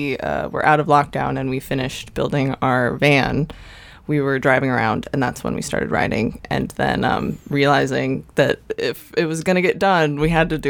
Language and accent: English; St. Louis, Missouri, United States; also born or lived in Boston; now in Nashville, United States; We both went to school in Boston. Ian's from a little outside of it, but I'm actually from St. Louis, Missouri. So I have no New England in me at all.